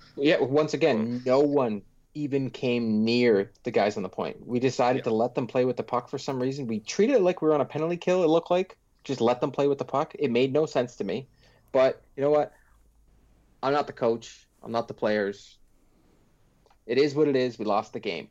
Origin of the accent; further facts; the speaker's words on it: Pickering, Ontario, Canada; I grew up in Pickering.